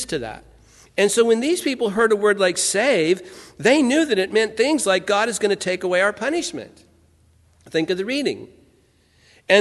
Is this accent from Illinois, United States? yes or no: no; Santa Ana, California, United States; I grew up in Santa Ana, California